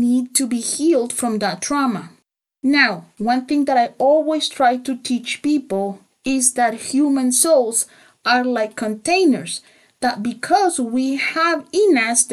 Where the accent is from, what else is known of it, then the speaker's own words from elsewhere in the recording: El Salvador; I grew up in El Salvador